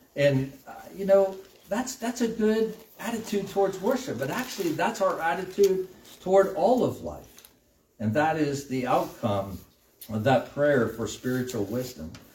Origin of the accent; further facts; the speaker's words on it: United States; as American Christians